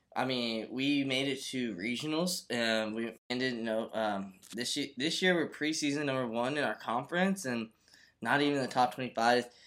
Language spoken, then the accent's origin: English; Florida, United States; my home state, the University of Florida. Uh, I, you know, I just grew up watching this team. I'm, you know, from Florida